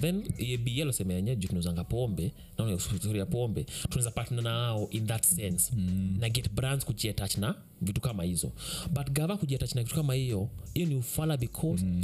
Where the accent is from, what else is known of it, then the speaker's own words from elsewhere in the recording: Kenya; kama mkenya wa kawaida